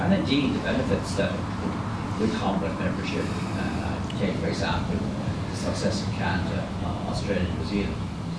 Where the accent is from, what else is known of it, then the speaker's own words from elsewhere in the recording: Ireland; also born or lived in Northern Ireland; personally myself pretty old, and I'm an Irishman, and I've worked in about 40 different countries